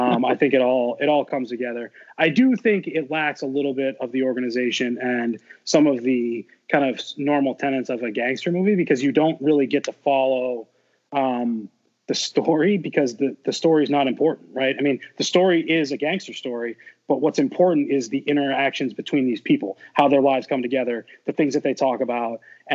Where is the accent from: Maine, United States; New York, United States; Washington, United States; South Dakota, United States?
Maine, United States; Portland; I grew up in Portland, Maine